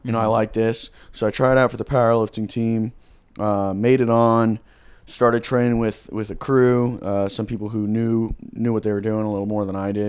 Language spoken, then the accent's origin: English; Georgia, United States; now in San Diego, United States; No, I'm from Georgia.